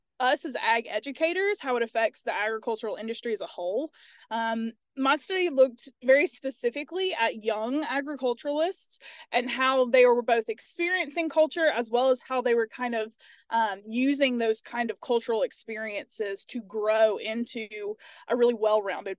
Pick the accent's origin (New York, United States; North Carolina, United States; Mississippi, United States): Mississippi, United States; Starkville; moved away as an adult; also born or lived in Louisiana; now in Tennessee, United States; I'm originally from Starkville, Mississippi.